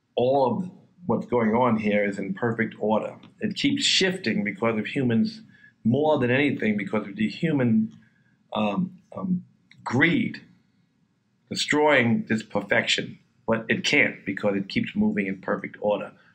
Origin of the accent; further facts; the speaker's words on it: New York City, New York, United States; I grew up in Queens. Um, it was a lower middle class neighborhood.